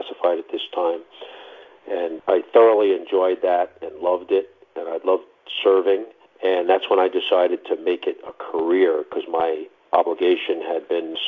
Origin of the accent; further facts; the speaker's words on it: New York, United States; moved away as an adult; I'm from New York originally